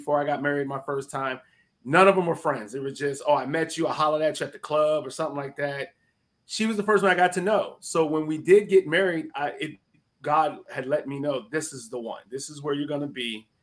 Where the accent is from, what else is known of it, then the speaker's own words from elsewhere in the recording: the South, United States; I'm from the South